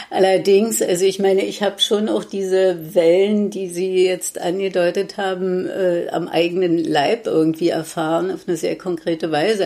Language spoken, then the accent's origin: German; Berlin, Germany; ich bin im Prenzlauer Berg aufgewachsen, habe äh, da bis äh, ja, im Grunde genommen bis 1986 im Prenzlauer Berg auch